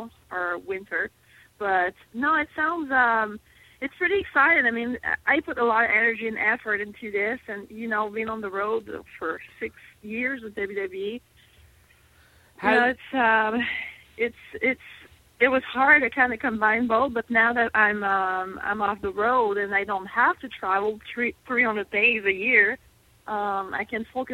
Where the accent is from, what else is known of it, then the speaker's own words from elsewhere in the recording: Montreal, Quebec, Canada; English is a second language; moved away; I'm from Montreal